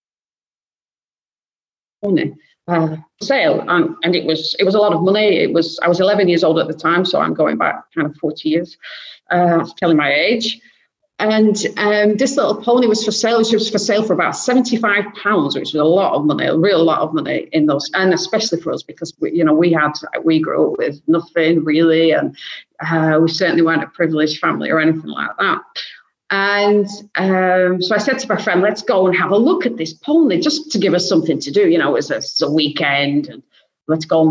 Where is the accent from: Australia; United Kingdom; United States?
United Kingdom; Blackburn, North West England; moved away; I'm originally from the UK, as you can probably tell with my accent, and I'm from the north of the UK, north of Manchester, so a little town called Blackburn